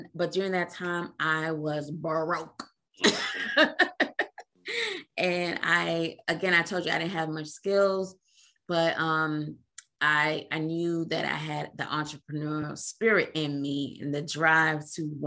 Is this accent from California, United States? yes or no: no; New York City, New York, United States; moved away as an adult; also born or lived in Trinidad and Tobago / Queens, New York / San Diego / Italy; now in Washington, D.C. area, United States; moved to New York City, Brooklyn, when I was 5. Lived in Brooklyn and in Queens